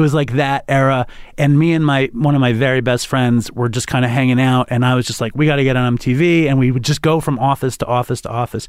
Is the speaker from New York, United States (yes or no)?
yes; New York City, New York, United States; I grew up in Manhattan